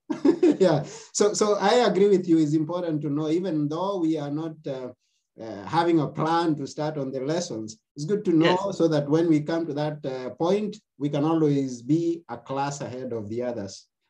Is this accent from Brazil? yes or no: no; Kenya; now in Athens, Greece; I come from Kenya. Right now, okay. I'm, in, I'm, in, Athens, Greece myself.